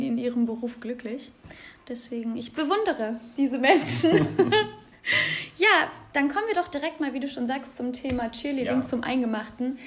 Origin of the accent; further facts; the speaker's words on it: Aachen, North Rhine-Westphalia, Germany; moved away; Ich bin aus Aachen weggezogen.